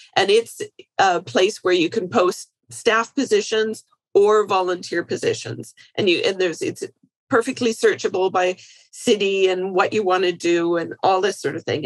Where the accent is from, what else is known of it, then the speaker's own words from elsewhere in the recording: Canada; I'm Canadian.